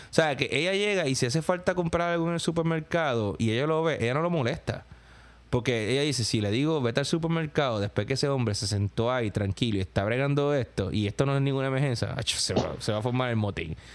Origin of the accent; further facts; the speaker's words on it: Puerto Rico; moved away; porque yo obviamente yo me mudé de Puerto Rico para acá